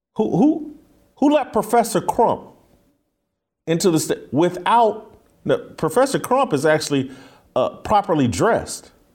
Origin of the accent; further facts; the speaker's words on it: United States; I'm an American